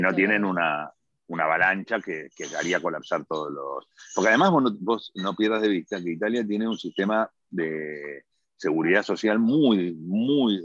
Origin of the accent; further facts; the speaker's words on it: Argentina; moved away as an adult; now in Milan, Italy; los argentinos somos italianos que hablamos en español